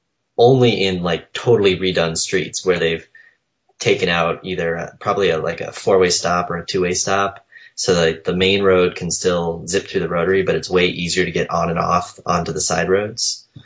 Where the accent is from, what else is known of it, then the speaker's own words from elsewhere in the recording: Minnesota, United States; also born or lived in Boston; now in Washington, United States; I grew up in Minnesota.